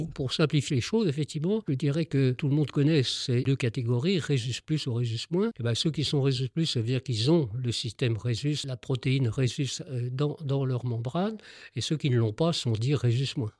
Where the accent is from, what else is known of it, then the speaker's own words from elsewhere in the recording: Paris, Île-de-France, France; je suis parisien, je travaille à Paris